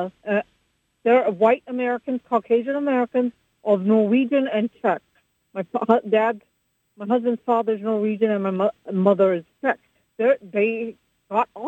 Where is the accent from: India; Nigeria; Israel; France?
India; now in United States; I'm from India.